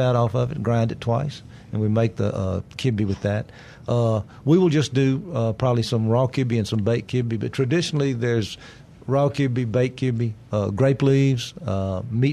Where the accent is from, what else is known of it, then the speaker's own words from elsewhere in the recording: Greenville, Mississippi, United States; growing up in Greenville, we always had a gold brick egg